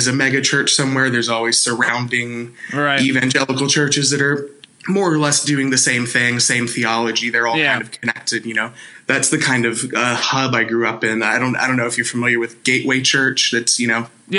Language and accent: English; Bedford, Texas, United States; also born or lived in Fort Worth, Texas; I'm from Texas. I'm from, it's a city in between Dallas and Fort Worth called Bedford